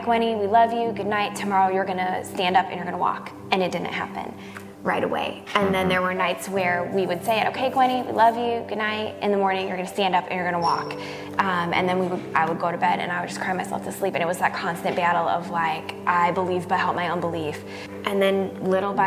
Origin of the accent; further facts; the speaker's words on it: Lowell, Indiana, United States; I grew up in Lowell